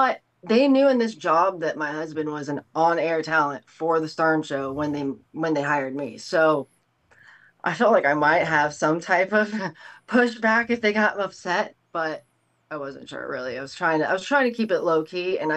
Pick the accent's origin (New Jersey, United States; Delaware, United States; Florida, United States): Florida, United States; Tampa; also born or lived in Los Angeles; We're both from the Tampa Bay area